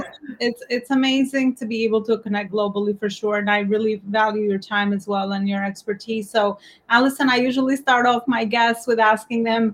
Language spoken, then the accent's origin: English; Albania; accent: Albanian; now in New York, United States; my native Albanian accent